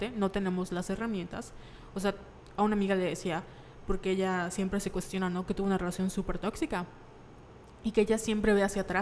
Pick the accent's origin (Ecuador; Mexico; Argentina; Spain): Mexico; Nosotros como mexicanos, o sea, yo me acuerdo que de niña, si tenía algún problema, que debían ir al, psicólogo